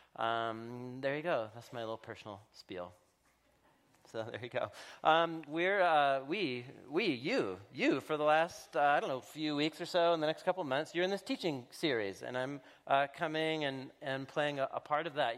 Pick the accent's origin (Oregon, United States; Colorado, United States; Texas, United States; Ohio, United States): Oregon, United States; Portland; I moved back, uh, to, uh, to my hometown, to Portland, Oregon